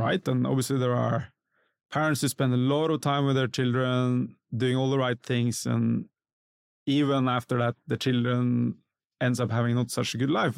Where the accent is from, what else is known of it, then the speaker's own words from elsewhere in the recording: Norway; moved away as an adult; now in Singapore; growing up in Norway